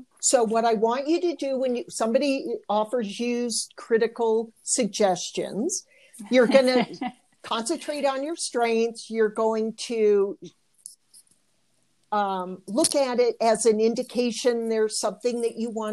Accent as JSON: {"language": "English", "region": "Michigan", "country": "United States", "tie": "born or raised there", "said": "I did Michigan girls"}